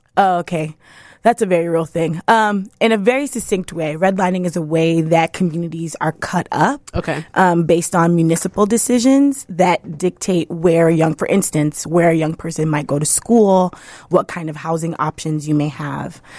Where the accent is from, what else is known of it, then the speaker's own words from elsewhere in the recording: New York City, New York, United States; also born or lived in Brooklyn; I am from the South Bronx. I grew up in the poorest congressional district in the country